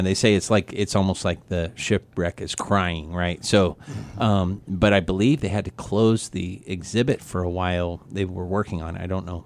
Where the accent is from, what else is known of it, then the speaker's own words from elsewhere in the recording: Missouri, United States; accent: Midwest; moved away as an adult; I was growing up in Missouri.